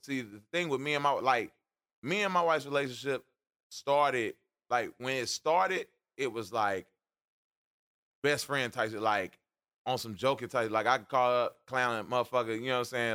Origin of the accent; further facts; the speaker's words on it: Atlanta, Georgia, United States; moved away; I grew up in Atlanta